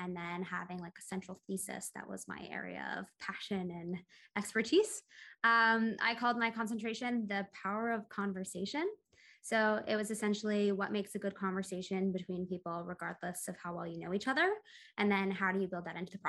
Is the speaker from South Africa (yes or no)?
no; Boston suburbs, Massachusetts, United States; I am from the Boston suburbs. I grew up in the Boston suburbs.